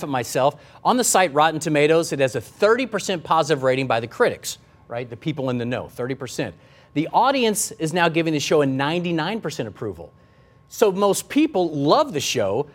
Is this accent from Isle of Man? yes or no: no; the Ozarks, United States; I grew up in the Ozarks